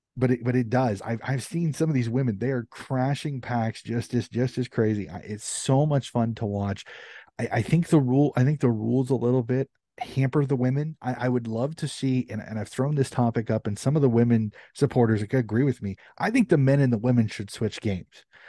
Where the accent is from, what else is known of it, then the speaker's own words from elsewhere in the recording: United States; as an American